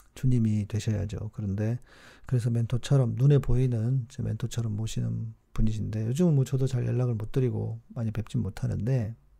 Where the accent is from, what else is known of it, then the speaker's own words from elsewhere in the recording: South Korea; 제가 한국에서 왔다고